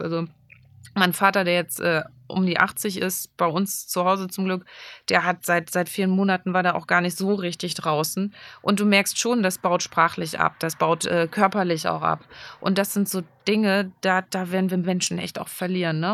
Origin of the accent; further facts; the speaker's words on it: Germany; bei uns in Deutschland